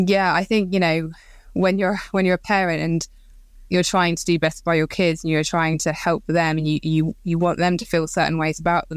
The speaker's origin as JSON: {"language": "English", "town": "Croydon", "region": "London", "country": "United Kingdom", "tie": "born or raised there", "said": "So I grew up in Croydon, so South London, in a quiet, nice area, and to a nurse and a policeman."}